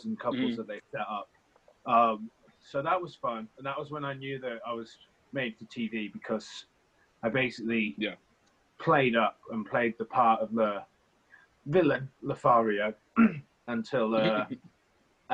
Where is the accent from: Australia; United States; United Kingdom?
United Kingdom; Stratford-upon-Avon, West Midlands; I'm from Stratford-upon-Avon, which is a little town in the middle of England.